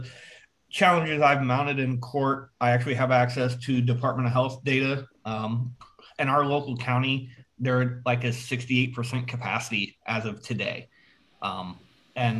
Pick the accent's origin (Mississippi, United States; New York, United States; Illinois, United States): Illinois, United States; moved away as an adult; now in Florida, United States; I was born and raised in Illinois